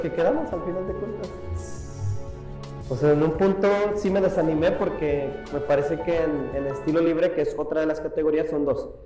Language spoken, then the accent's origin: Spanish; Iguala, Guerrero, Mexico; me fui solo de aquí de Iguala